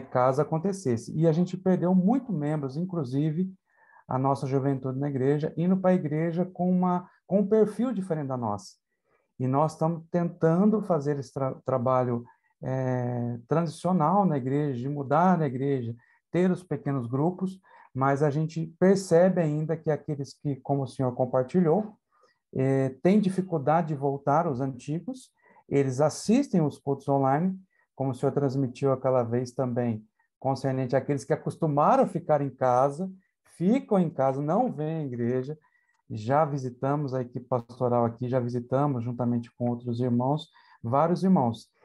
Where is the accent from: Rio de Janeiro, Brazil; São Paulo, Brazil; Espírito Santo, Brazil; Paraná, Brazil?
São Paulo, Brazil; interior of; also born or lived in southern Brazil; now in Itaquaquecetuba, Brazil; Eu sou da cidade de Itaquacetuba né, São Paulo, da grande São Paulo. É, fui criado no interior de São Paulo